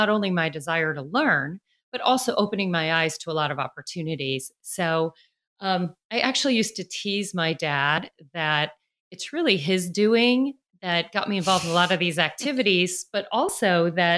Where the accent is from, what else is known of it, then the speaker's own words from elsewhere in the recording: Chicago, Illinois, United States; now in Nashville, United States; I grew up in Chicago, although I live in Nashville, Tennessee now